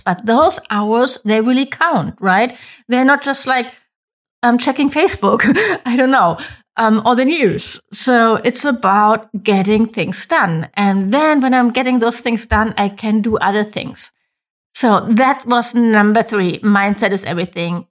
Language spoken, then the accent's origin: English; Germany; I'm from Germany